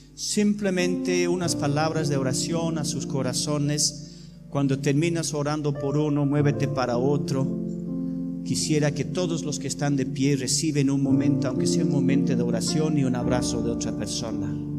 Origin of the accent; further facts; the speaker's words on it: England, United Kingdom; Spanish is a second language; moved away; yo soy inglés